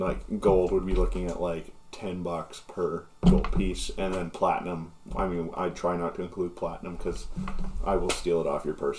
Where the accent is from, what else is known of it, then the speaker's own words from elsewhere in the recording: Vancouver, British Columbia, Canada; now in Nova Scotia, Canada; I still lock everything because I'm from Vancouver, but when I moved here